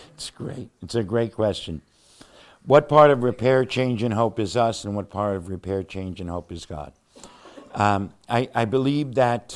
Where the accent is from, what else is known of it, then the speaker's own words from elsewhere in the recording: Cleveland, Ohio, United States; Cleveland, Ohio, my hometown, our hometown